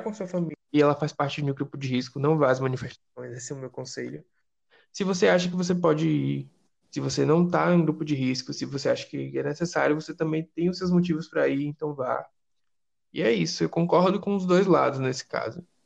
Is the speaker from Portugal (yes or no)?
no; Salvador, Bahia, Brazil; aqui em Salvador, já que nós, nós Lista Preta somos de Salvador